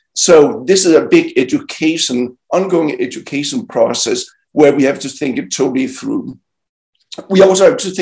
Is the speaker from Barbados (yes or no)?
no; Denmark; now in United States; my home country, Denmark